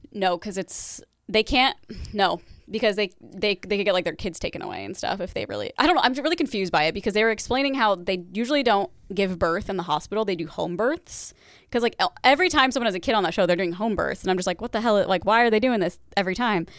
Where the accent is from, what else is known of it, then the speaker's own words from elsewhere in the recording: Midwest, United States; moved away; I'm from the Midwest and I would hear that accent here and there